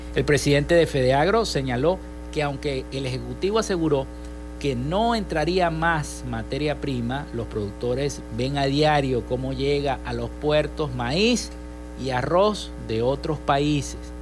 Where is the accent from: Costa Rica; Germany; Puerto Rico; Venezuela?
Venezuela; desde nuestro país, desde acá, desde Venezuela